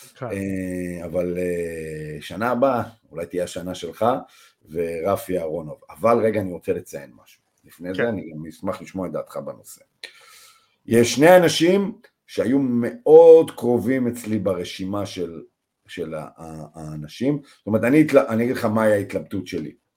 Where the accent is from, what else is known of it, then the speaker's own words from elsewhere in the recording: Israel; אנחנו בתור ישראלים